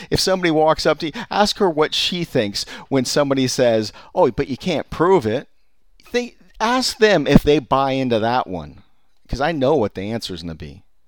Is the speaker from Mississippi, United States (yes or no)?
no; California, United States; I'm from California